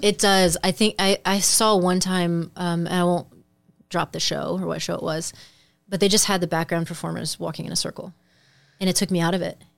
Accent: Midwest, United States; moved away as an adult; now in Los Angeles, United States; thinking as a Midwesterner

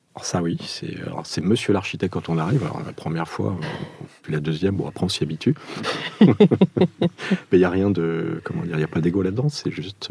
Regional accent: Gif-sur-Yvette, Île-de-France, France; also born or lived in Portugal; je suis portugais d'origine français euh, d'adoption, euh, je suis arrivé en France en 74

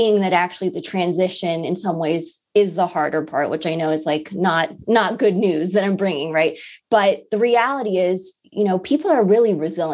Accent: Los Angeles, California, United States; moved away; I'm from Los Angeles. I haven't visited my family in over a year.

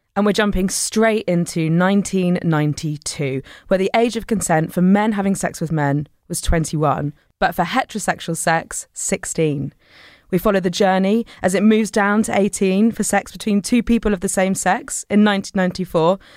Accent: Devon, South West England, United Kingdom; I grew up in Devon

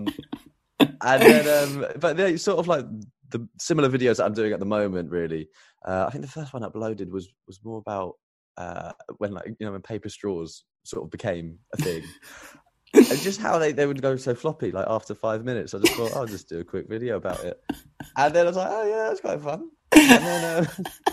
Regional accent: Essex, East of England, United Kingdom; I was brought up in Essex

